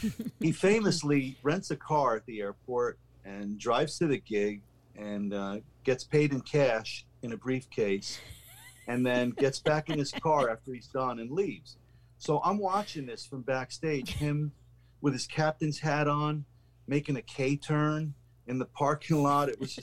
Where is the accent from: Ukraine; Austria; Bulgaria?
Austria; born there; my parents are Hungarian. They're immigrants from Hungary. And as a matter of fact, I was born in Austria